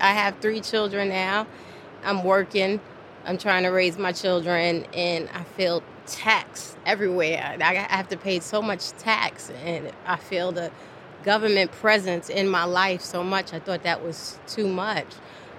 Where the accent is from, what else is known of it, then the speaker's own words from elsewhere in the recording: New York City, New York, United States; now in Richmond, United States; I was raised in New York, met my husband who was a member of the Nation of Islam and became a member.